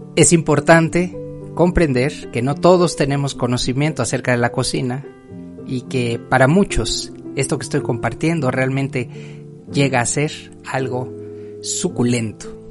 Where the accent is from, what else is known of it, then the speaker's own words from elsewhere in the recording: Mexico; para quienes somos mexicanos